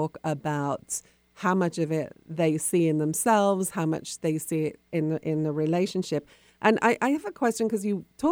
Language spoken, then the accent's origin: English; United Kingdom; now in United States; being British, I've lived in America for a long time